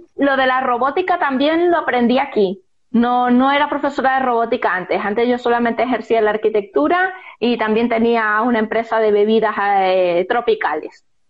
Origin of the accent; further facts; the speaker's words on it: Zulia, Venezuela; moved away as an adult; now in Spain; en mi región, donde, de donde yo soy, el Zulia